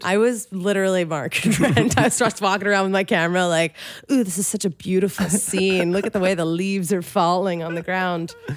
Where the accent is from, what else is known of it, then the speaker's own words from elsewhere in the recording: Philadelphia, Pennsylvania, United States; That's where I'm from, the main line